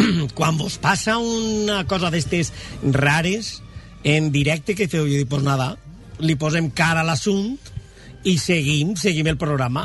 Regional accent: Moixent, Valencian Community, Spain; al meu poble, que és Moixent

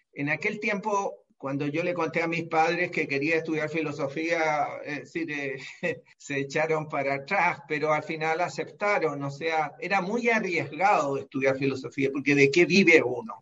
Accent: Santiago, Santiago Metropolitan Region, Chile; Yo nací en Santiago de Chile y en 1944

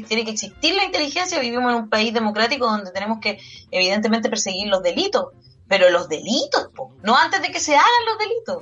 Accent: Valparaíso, Chile; Soy chilena, nací aquí, nunca he vivido en otro país. Eh, me siento muy porteña

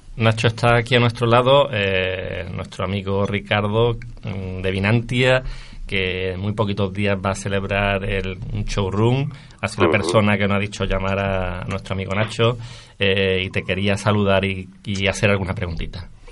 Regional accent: Córdoba, Andalusia, Spain; yo evidentemente como cordobés que soy, eh, siempre íbamos de pequeñito a veranear a Fongirola

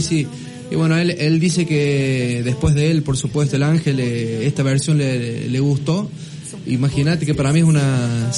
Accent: La Toma, San Luis, Argentina; La toma es mi vida

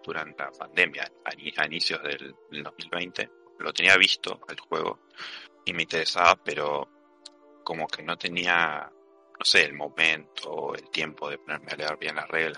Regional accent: Argentina; yo soy, soy argentino

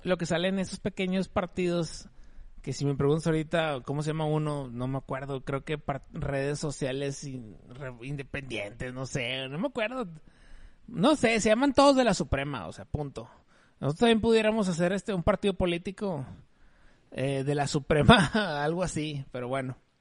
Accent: Mexico; soy mexicano y somos bastante chileros

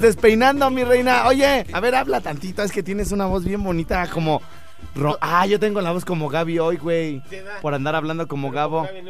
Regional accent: Jardines del Rincón neighbourhood, Michoacán, Mexico; yo nací en la colonia Jardines

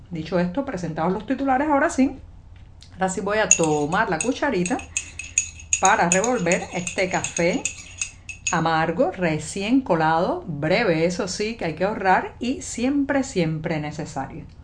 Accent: Cuba; saludo desde La Habana. Llegó el lunes, sí, estoy reiniciando la semana informativa en este programa y yo … cubana, periodista, ciudadana.

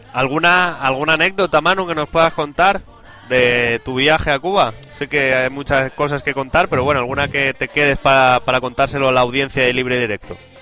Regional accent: Madrid, Community of Madrid, Spain; de mi tierra, de aquí de Madrid

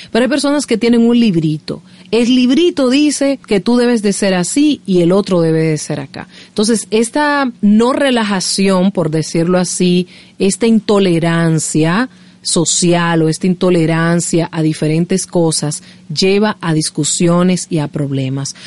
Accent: Dominican Republic; soy dominicana. Me encanta mi país.

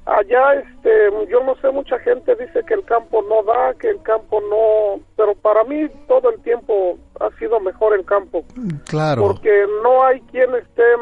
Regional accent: Mexico City, Mexico; moved away as an adult; yo me crié aquí en México.

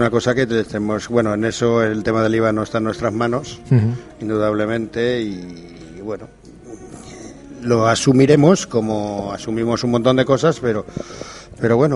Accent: Valencian Community, Spain; Bueno, somos valencianos, ¿no? Y siempre dice que somos unos meninfos, ¿no?

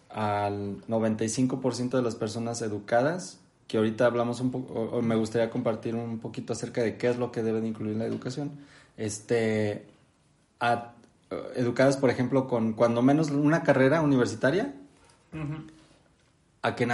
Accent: Mexico; Y aparte tenemos como mexicanos

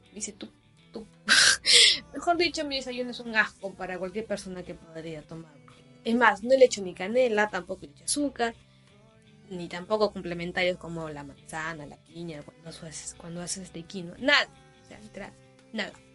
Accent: Chimbote, Ancash, Peru; yo soy de Chimbote

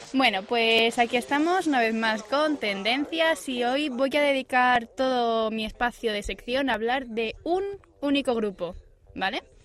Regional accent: Asturias, Spain; moved away; yo como soy buena asturiana

